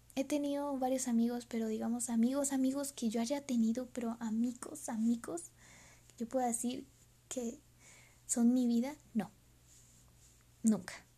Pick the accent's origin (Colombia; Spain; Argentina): Colombia; Soy de Colombia. Eh, quizás no se me note un poquito el acento